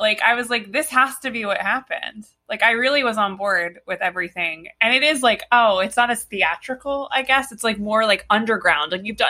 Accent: New Jersey, United States; I'm an Italian from Jersey.

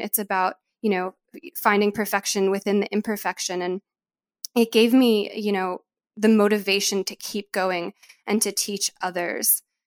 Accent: New York, United States; I'm from New York

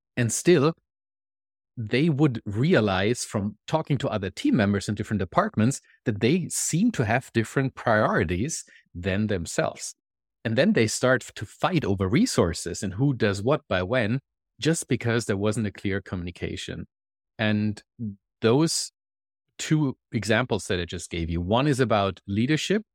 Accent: Germany; moved away as an adult; now in Canada; I live in Canada, and as you can probably hear from my accent, I am not originally Canadian, I'm German. I moved to Canada about three and a half years ago

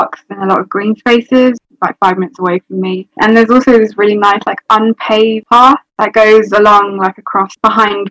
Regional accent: London, United Kingdom; I'm 23 and I'm from London

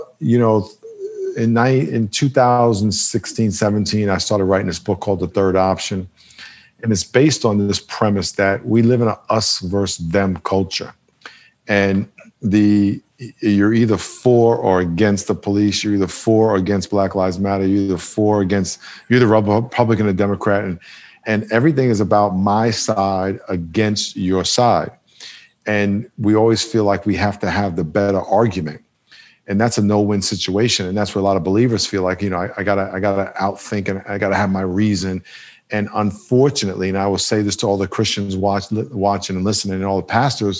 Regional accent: New York, United States; now in San Diego, United States; I grew up in New York, four grandparents from Jamaica, West Indies.

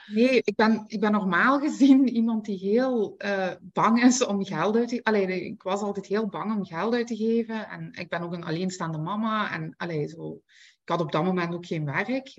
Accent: Belgium; ik ben van België

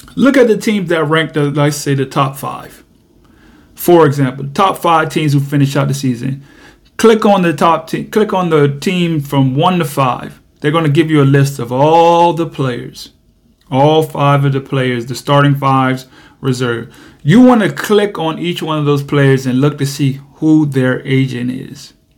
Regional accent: United States; I'm from America

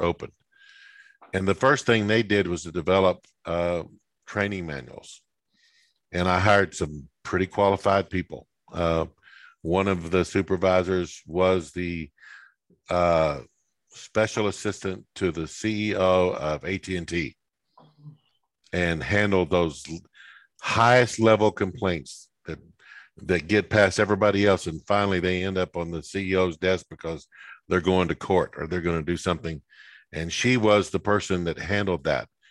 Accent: West Texas, United States; moved away; where I grew up in West Texas

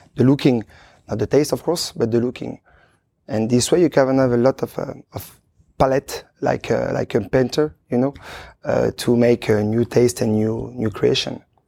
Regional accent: Chambéry, Auvergne-Rhône-Alpes, France; English is a second language; moved away as an adult; also born or lived in Luxembourg / Belgium; now in Switzerland; I was born in Chambéry, in Savoie

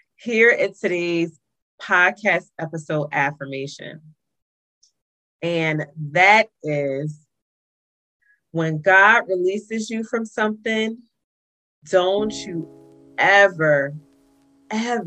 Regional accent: New Jersey, United States; my hometown, New Jersey

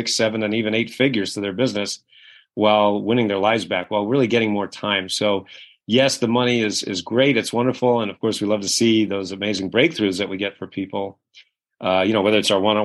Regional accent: Kennebunkport, Maine, United States; I grew up in a little town called Kennebunkport, Maine, which is one of the wealthiest communities in New England.

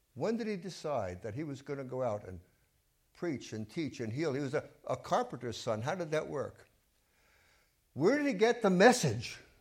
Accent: New York City, New York, United States; I grew up in Brooklyn, and I was a Dodger fan

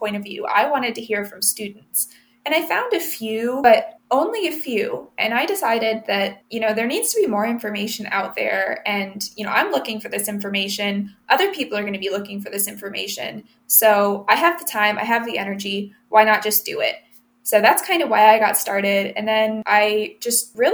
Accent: Findlay, Ohio, United States; also born or lived in Reading, Pennsylvania / Toledo, Ohio; we moved to Findlay, Ohio. And I grew up, obviously spent a lot of my life there as well.

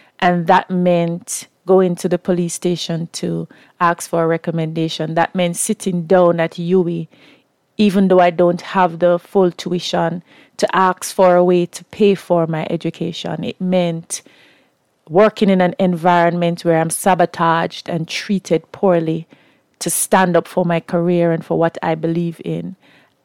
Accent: Kingston, Jamaica; I am from Kingston, Jamaica. I was born in the inner city

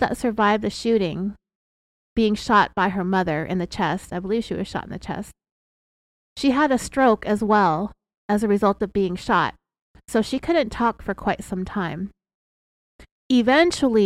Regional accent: California, United States; we're from California, and sometimes we have this upward inflection

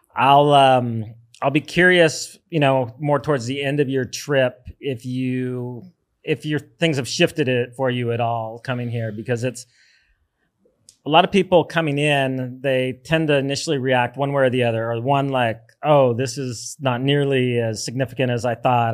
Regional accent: United States; moved away as an adult; now in El Zonte, El Salvador; as an American

